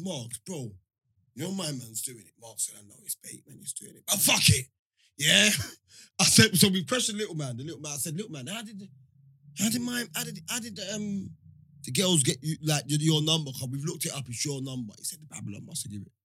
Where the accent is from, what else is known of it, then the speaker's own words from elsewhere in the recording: London, United Kingdom; We're all from Hackney